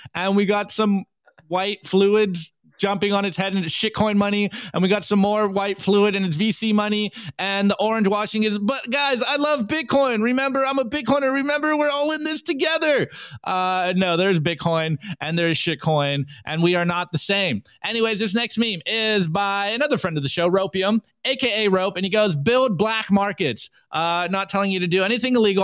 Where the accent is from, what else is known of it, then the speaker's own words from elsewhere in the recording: United States; I'm an American public school student